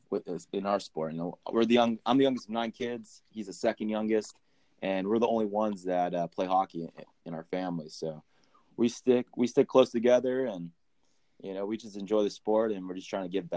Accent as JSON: {"language": "English", "region": "California", "country": "United States", "tie": "born or raised there"}